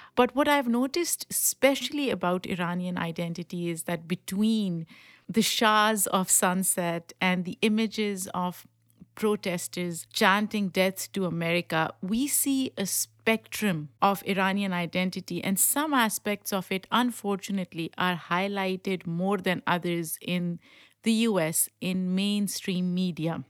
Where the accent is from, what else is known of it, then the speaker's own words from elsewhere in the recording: Pakistan; English is a second language; now in United States; I grew up in Pakistan, so for me, Iran is a neighboring country